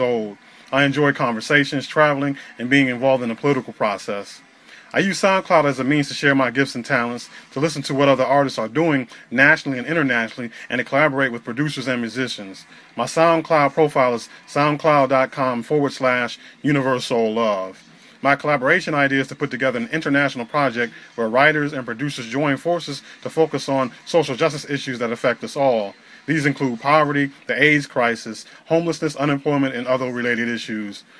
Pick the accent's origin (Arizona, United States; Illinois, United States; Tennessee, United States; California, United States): Illinois, United States; Northern; I was born and raised in Northern Illinois